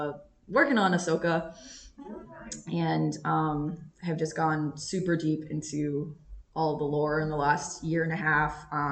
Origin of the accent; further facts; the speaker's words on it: Tampa, Florida, United States; moved away; I'm from Tampa.